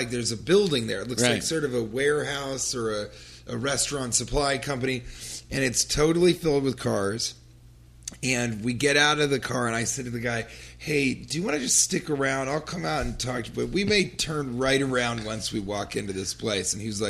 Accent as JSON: {"language": "English", "region": "New York", "country": "United States", "said": "And he goes, where are you from? And I said, New York."}